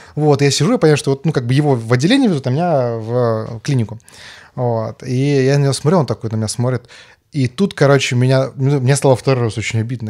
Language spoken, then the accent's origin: Russian; Karaganda, Karaganda Region, Kazakhstan; moved away; я там вырос в Караганде